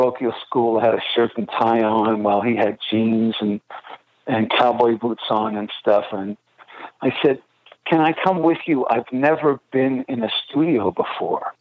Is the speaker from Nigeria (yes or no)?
no; Montreal, Quebec, Canada; Growing up in Montreal, we obviously had, you know, French radio